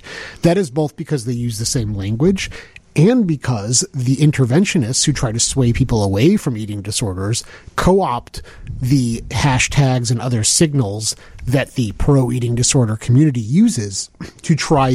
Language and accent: English; Skokie, Illinois, United States; Growing up in Skokie